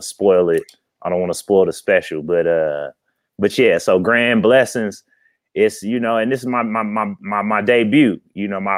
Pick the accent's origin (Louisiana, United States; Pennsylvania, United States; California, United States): California, United States; Oakland; I'm from Oakland, California